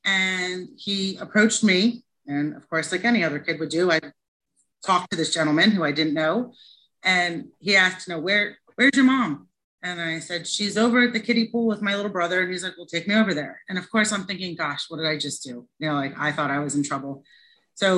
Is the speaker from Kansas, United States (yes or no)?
no; Philadelphia, Pennsylvania, United States; moved away; also born or lived in New Jersey; I grew up right outside Philadelphia in the suburbs